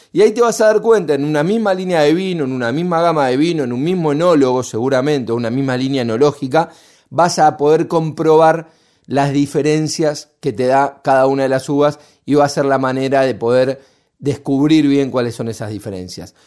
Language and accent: Spanish; Argentina; los argentinos a veces somos muy pesimistas